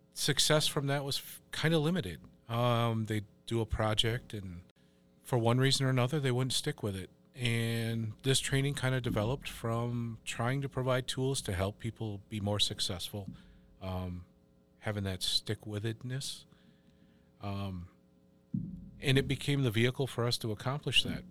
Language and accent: English; Wisconsin Rapids, Wisconsin, United States; also born or lived in Black River Falls; And we're from Black River Falls, but I grew up a little bit east of there in Wisconsin Rapids.